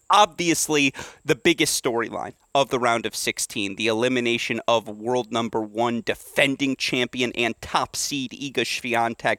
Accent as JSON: {"language": "English", "region": "Michigan", "country": "United States", "tie": "born or raised there", "said": "my home state of Michigan"}